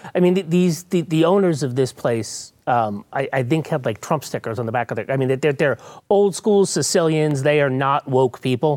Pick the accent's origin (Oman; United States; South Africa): United States; New England; now in Texas, United States; I'm from New England